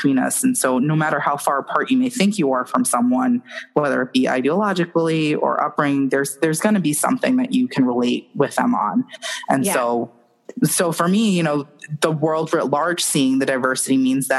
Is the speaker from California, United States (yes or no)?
no; New York, United States; I'm from New York